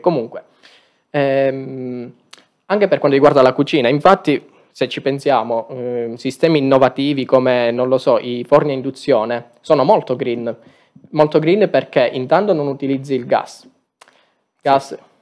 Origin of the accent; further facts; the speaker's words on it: Aragona, Sicily, Italy; Il mio è un paese molto piccolo in provincia di Agrigento